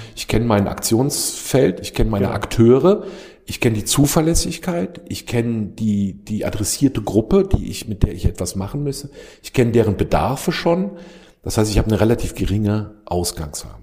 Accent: Rhineland, Germany; now in India; als Rheinländer in Deutschland

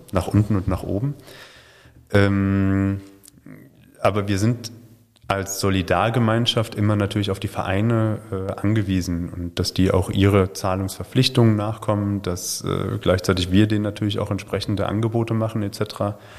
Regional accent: Hesse, Germany; moved away as an adult; also born or lived in Chemnitz / Suhl / Schwerin / Esslingen; now in Württemberg, Germany; ich bin in Hessen groß geworden, bin dann nach Chemnitz zum Studieren gegangen

